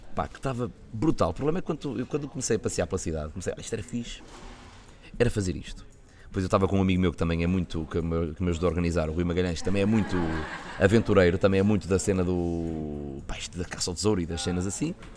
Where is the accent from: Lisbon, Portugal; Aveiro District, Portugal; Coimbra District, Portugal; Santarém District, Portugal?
Aveiro District, Portugal; Santa Maria da Feira; tenho que fazer isso na minha terra, tenho que fazer isso na Santa Maria da Feira com os meus amigos